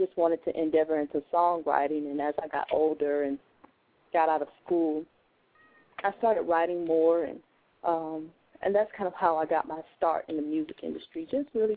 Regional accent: Hollywood, Florida, United States; I was born and raised in Hollywood, Florida

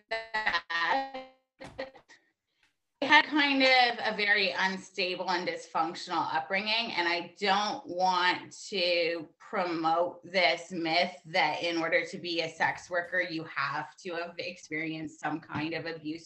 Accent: Canada; Born and raised in Canada.

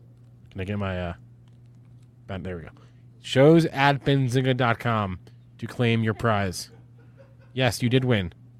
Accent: East Coast, United States; moved away; I'm from the East Coast. We don't do guns. We don't do guns where I'm from.

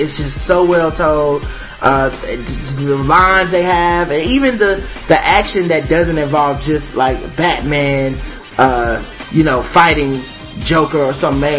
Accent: United States; since we're American

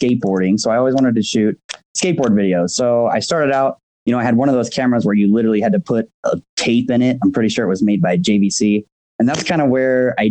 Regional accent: Phoenix, Arizona, United States; now in Lake Tahoe, United States; I grew up in Phoenix

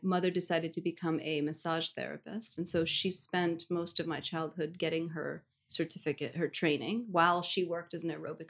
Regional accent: New York City, New York, United States; first language Russian; English is a second language; Born and raised in New York City.

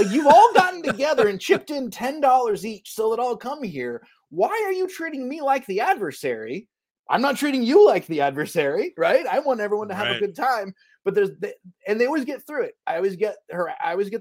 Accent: Kentucky, United States; moved away; I grew up in a small town

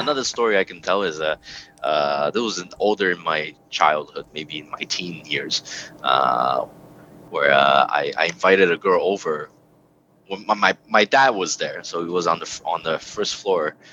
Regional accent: Canada; also born or lived in Hong Kong; calling here canada my my home

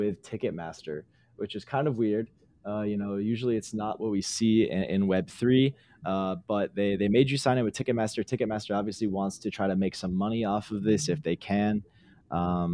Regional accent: Detroit, Michigan, United States; I'm from Detroit, just outside of Detroit

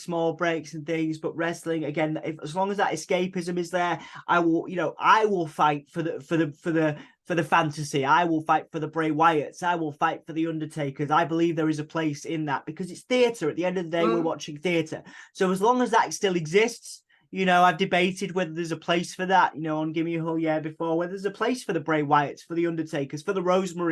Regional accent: Hull, Yorkshire and the Humber, United Kingdom; we are from Hull, East Yorkshire

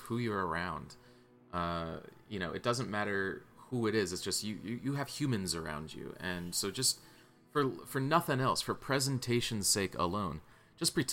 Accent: South Carolina, United States; now in Bay Area, United States; I'm from South Carolina, you know, my whole family's from over there

